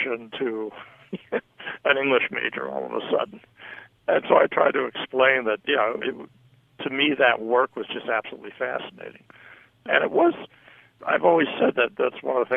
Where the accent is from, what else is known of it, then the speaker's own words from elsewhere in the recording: New York, United States; also born or lived in Jacksonville, Florida; now in Los Angeles, United States; growing up in New York